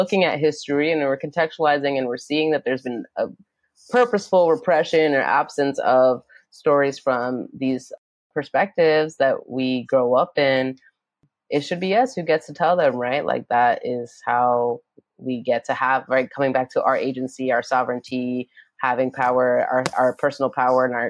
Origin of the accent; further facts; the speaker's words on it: New York City, New York, United States; also born or lived in Yonkers, New York; I grew up in Brooklyn and then in Yonkers